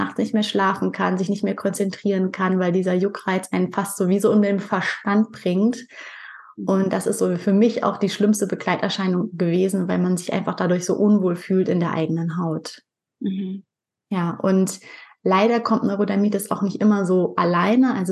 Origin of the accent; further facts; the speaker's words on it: Pinneberg, Schleswig-Holstein, Germany; Ich komme aus Pinneberg. Das ist bei Hamburg, also im hohen Norden von Deutschland.